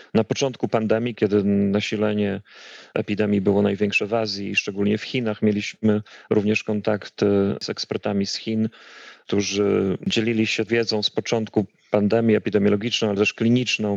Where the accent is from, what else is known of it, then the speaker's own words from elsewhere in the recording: Białystok, Podlaskie Voivodeship, Poland; moved away as an adult; also born or lived in Atlanta, United States; now in Stockholm, Sweden; pochodzę z Białegostoku, y, ze ściany wschodniej, z Zielonych Płuc Polski i tam kończyłem, y, to jeszcze się nazywało Akademia Medyczna